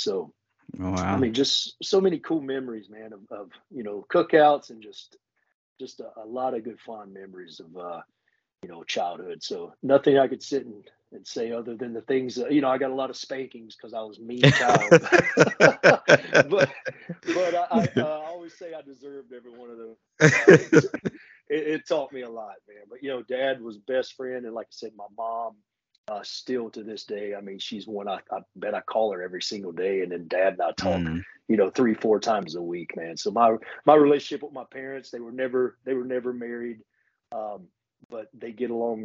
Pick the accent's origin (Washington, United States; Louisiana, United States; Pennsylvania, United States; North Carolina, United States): North Carolina, United States; Hickory; moved away as an adult; now in Mooresville, United States; currently I reside in Mooresville, North Carolina, but I am from Hickory, North Carolina, which is, you know, it's a grown town now, but it was a little small town as I was growing up.